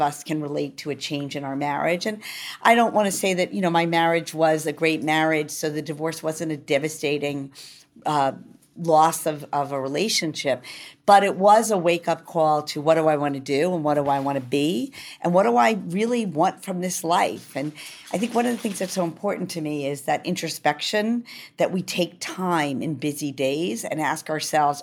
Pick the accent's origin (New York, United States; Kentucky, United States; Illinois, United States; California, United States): New York, United States; I'm a New Yorker